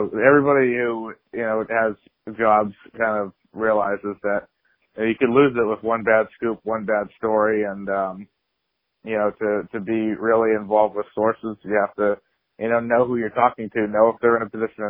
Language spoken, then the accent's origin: English; Central Massachusetts, United States; growing up in Central Massachusetts